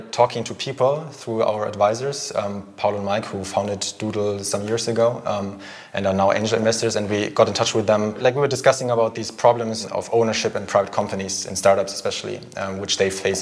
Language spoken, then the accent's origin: English; Germany; moved away as an adult; also born or lived in Philippines / Paris, France; now in Zurich, Switzerland; I'm from Germany originally